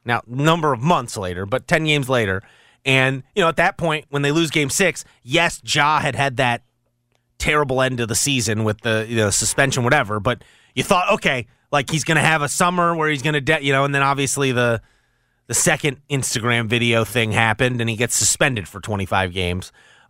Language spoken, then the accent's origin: English; Maryland, United States; I was a Duke fan growing up in Maryland territory.